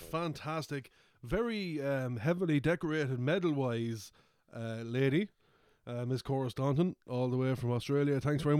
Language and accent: English; Midlands, Ireland; Don't think we're just being stupid because we're from the Midlands.